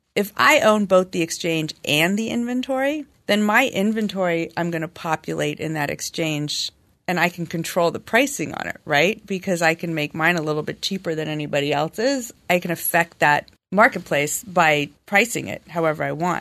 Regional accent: Los Angeles, California, United States; I'm born and raised in L A.

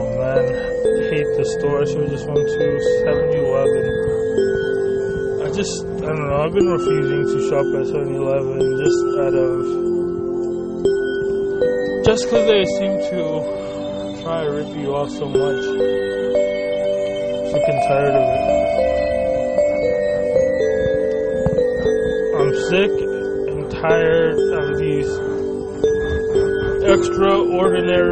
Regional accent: United States; I was brought to from the age of three to America as an illegal immigrant, and I grew up here in America amongst my peers as an illegal immigrant

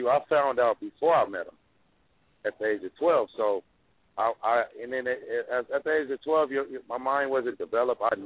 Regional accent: Compton, California, United States; I grew up in Compton, and I moved around a lot at a young age

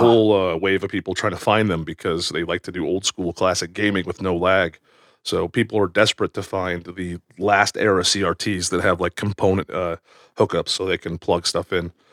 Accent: Washington, United States; now in Post Falls, Idaho, United States; I'm from Washington State.

